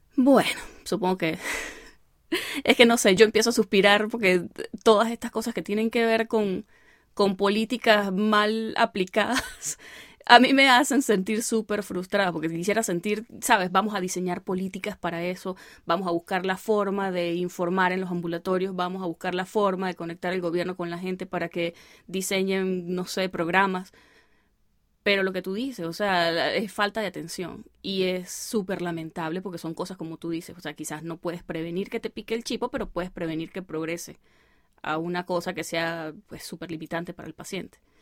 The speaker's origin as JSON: {"language": "Spanish", "town": "El Vigía", "region": "Mérida", "country": "Venezuela", "moved": "as an adult", "said": "yo soy del Vigía"}